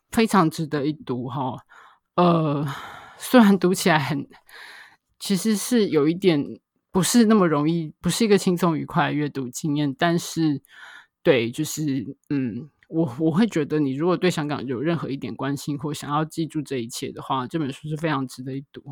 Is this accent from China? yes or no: no; Taiwan; 身为台湾人